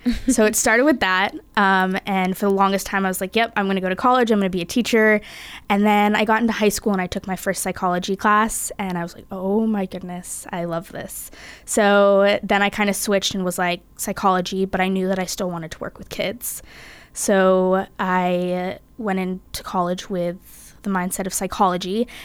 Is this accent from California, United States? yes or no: yes; California, United States; moved away as an adult; I'm from California and I'm currently a sophomore.